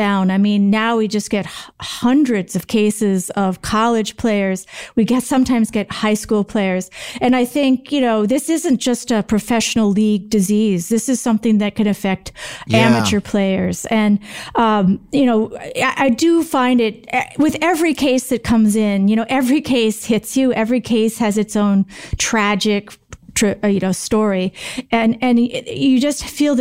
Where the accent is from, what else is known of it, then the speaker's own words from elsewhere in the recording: Green Bay, Wisconsin, United States; I grew up right around Green Bay